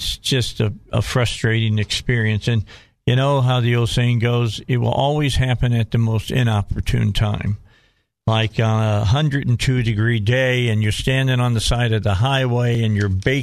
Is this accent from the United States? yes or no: yes; Cabot, Arkansas, United States; that's my hometown